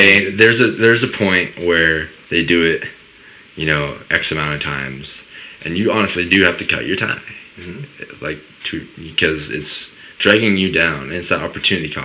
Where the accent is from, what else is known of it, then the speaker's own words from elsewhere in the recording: United States; I grew up in Woolley. I was born and raised.